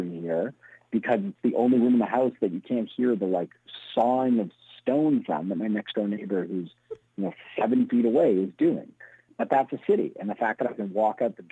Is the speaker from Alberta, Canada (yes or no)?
no; Toronto, Ontario, Canada; also born or lived in Montreal; I grew up in Toronto, but I went to University of Montreal.